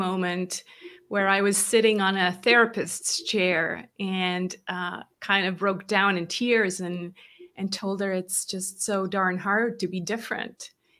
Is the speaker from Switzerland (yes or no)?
yes; Switzerland; English is a second language; I grew up in Switzerland, born and raised to Swiss parents. People are always kind of like, huh, you sound American. I'm not. I really grew up here in this tiny country over in Europe, and learned English much later